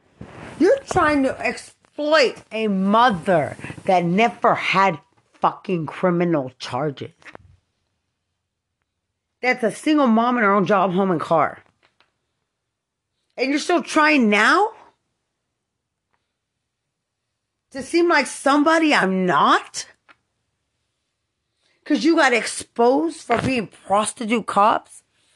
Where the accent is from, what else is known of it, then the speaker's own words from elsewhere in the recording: Lubbock, Texas, United States; I'm from Lubbock.